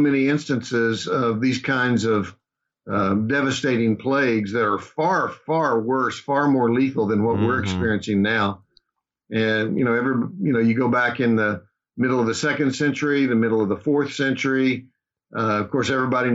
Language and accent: English; Oklahoma, United States; moved away as an adult; also born or lived in Dallas, Texas / Kansas City / Chicago area, Illinois; I was born and raised here in Oklahoma